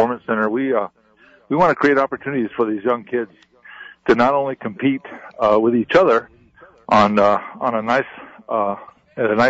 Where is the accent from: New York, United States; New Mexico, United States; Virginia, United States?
New Mexico, United States; Corrales; we grew up in Corrales